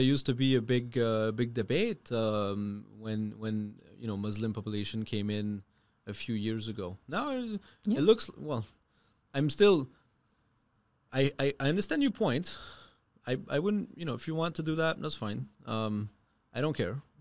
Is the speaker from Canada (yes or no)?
yes; Canada; moved away; I am French Canadian. Um, also an immigrant